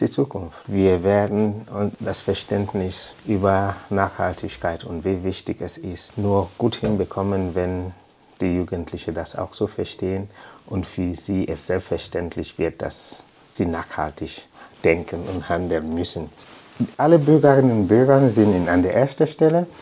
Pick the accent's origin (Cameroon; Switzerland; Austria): Cameroon; Limbe, Southwest Region; German is a second language; moved away as an adult; now in Heubach, Germany; Ich habe in Limbe gewohnt. Ich bin dort aufgewachsen, in die Schule gegangen